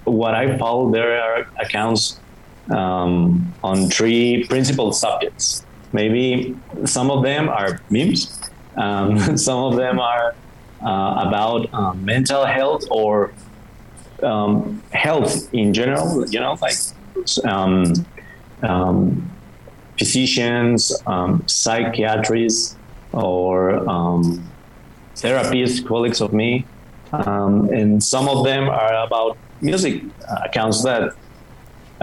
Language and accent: English; Mexicali, Baja California, Mexico; English is a second language; moved away as an adult; now in Mexico City, Mexico; I'm from Mexicali, that is a small city in the border with the United States. It's in Baja California. We are neighbors with California. And I have lived there most of my life.